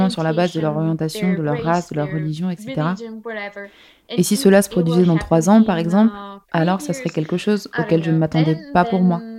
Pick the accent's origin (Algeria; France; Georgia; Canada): Georgia; Abkhazia; si j'étais née en Géorgie, um, parce que je suis née et j'ai grandi en Abkhazie, je sais tout sur la uh, corruption.